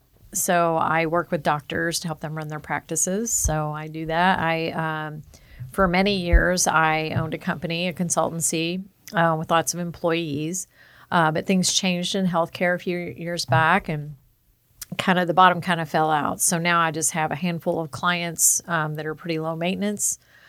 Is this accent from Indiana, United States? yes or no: yes; New Albany, Indiana, United States; It's New Albany, Indiana, just outside of Louisville, Kentucky.